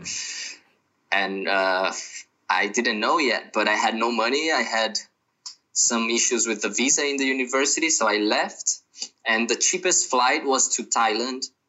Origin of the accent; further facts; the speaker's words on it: Brazil; I'm from Brazil. I'm living in Brazil right now because of the, the crisis